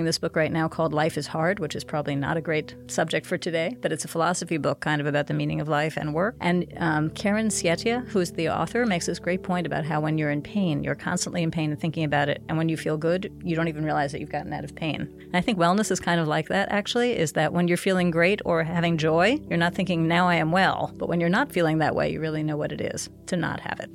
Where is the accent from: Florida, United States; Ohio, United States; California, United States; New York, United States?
New York, United States; New York City; moved away as an adult; also born or lived in Connecticut / Rochester, New York; now in North Carolina, United States; I grew up in New York City